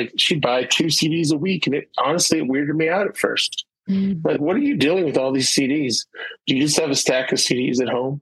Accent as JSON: {"language": "English", "town": "Springfield", "region": "Illinois", "country": "United States", "tie": "born or raised there", "moved": "yes", "said": "my hometown, Springfield, Illinois"}